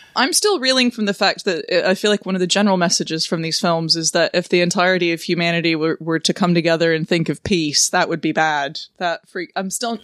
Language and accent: English; the American South, United States; I grew up in the American South